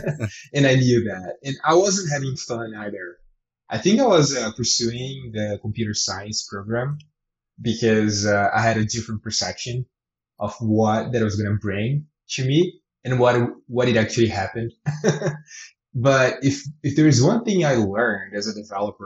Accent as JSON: {"language": "English", "country": "Brazil", "moved": "as an adult", "lives_now": "Canada", "said": "I come from Brazil and eventually I moved to Canada"}